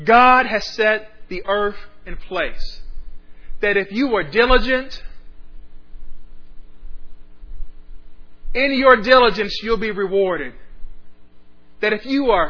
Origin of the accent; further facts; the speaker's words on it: Ohio, United States; now in Austin, United States; my home state of Ohio